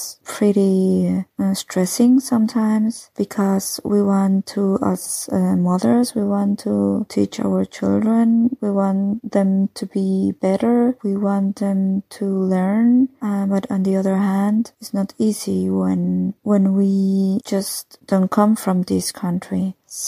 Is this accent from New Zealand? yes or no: no; Mexico; first language Spanish; English is a second language; now in Germany; I live in Germany and I come from Mexico